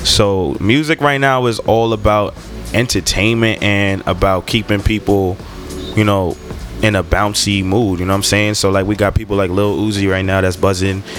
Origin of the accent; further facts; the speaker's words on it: New York City, New York, United States; I'm from Brooklyn, New York, Flatbush to be exact.